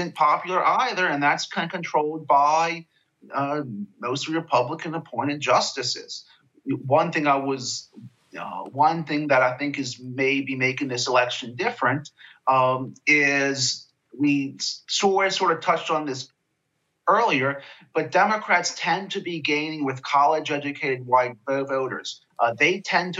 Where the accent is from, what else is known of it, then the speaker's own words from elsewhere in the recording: Virginia, United States; my home state of Virginia